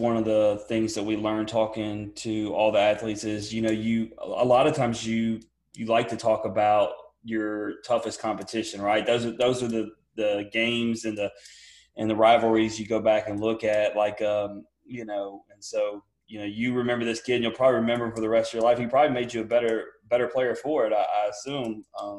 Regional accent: Memphis, Tennessee, United States; we're from the Memphis area and we played Germantown in football and Daniel played them in baseball.

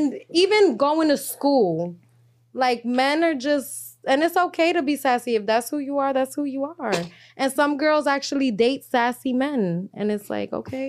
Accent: New York City, New York, United States; I'm from East Harlem.

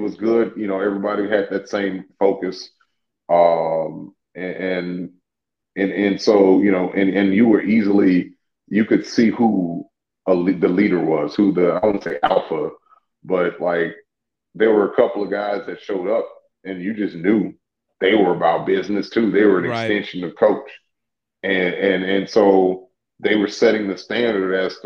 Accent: Louisiana, United States; I'm from Louisiana

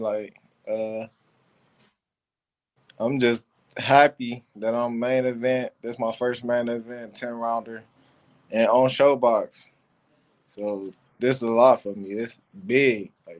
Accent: Cleveland, Ohio, United States; also born or lived in Detroit; Football, I'll go for Cleveland Browns, where I'm from.

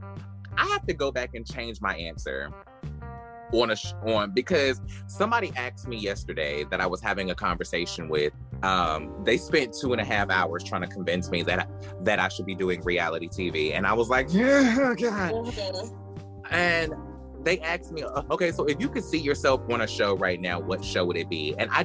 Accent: Brooklyn, New York, United States; Cause I am a bitch from Brooklyn that I didn't fuck with.

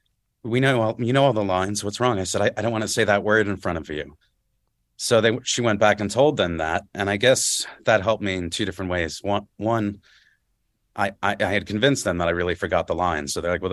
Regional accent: New Jersey, United States; I'm from North Jersey, so sitting in traffic and stuff after school mostly

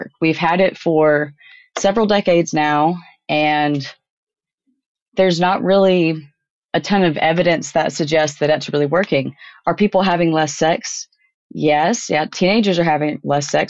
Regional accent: Tennessee, United States; My home state of Tennessee

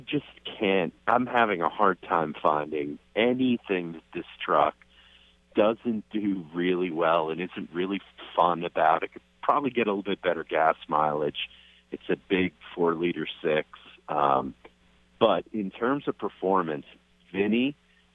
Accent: New York, United States; me being a New Yorker

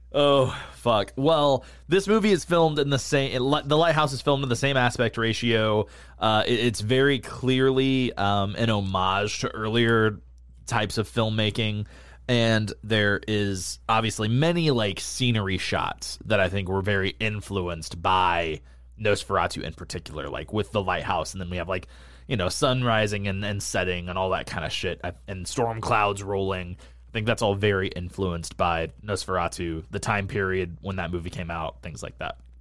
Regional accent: New England, United States; I grew up in New England

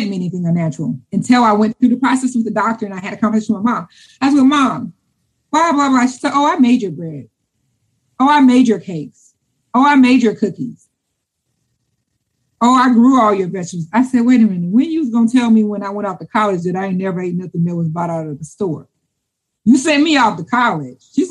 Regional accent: Louisiana, United States; I'm from Louisiana.

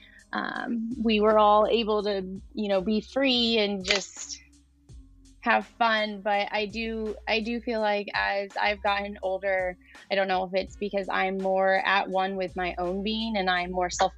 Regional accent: Lafayette, Indiana, United States; I'm from Lafayette in Indiana.

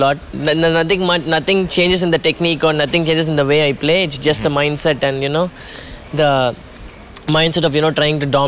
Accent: Chennai, Tamil Nadu, India; coming from India, coming from Chennai

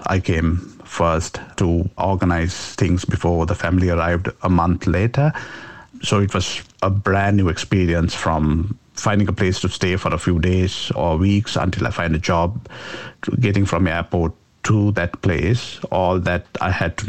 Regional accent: Sri Lanka; moved away as an adult; now in Australia; We grew up in Sri Lanka, in the mountains of Sri Lanka. So not in a city, we come from a rural background.

